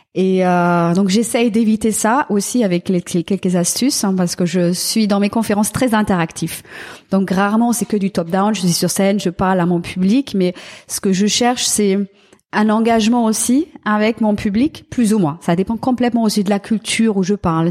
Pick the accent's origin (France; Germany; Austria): Germany; French is a second language; moved away; en tant qu'Allemand